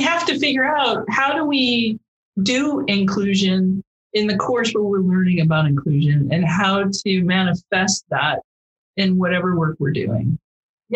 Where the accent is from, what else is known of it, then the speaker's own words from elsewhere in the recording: Midwest, United States; I grew up in the Midwest